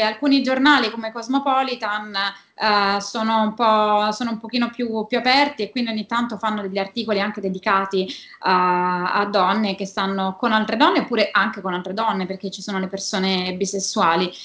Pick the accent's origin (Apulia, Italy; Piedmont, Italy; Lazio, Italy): Apulia, Italy; now in Rome, Italy; vivo a Roma da 15 anni, ma sono, sono pugliese